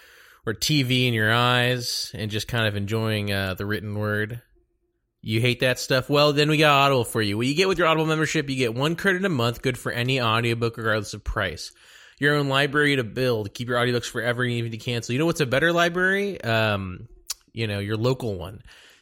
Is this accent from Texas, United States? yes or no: yes; Dallas, Texas, United States; Yeah. I'm from Dallas, Texas.